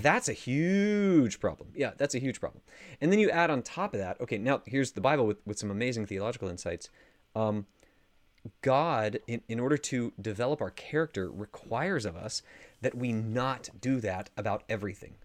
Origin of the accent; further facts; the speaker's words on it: United States; as an American